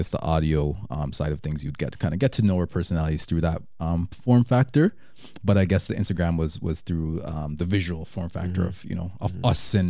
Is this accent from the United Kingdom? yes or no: no; Jamaica; moved away; we're Jamaican. Mm-hmm. I was born there. My brother wasn't, but you know, our parents are, you know, pretty Jamaican.